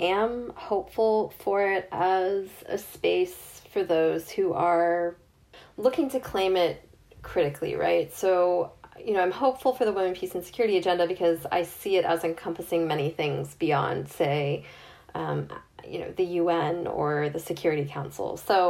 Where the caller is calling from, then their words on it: Northern Ireland, United Kingdom; I'm speaking from Northern Ireland, I'm seeing there's significant mobilizing here